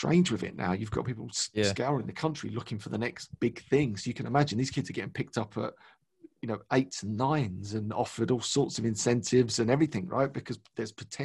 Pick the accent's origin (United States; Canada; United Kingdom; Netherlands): United Kingdom; London; born and raised in London, East London